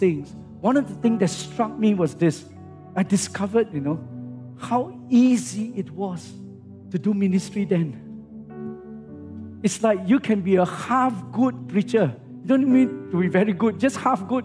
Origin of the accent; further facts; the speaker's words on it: Singapore; I come from Singapore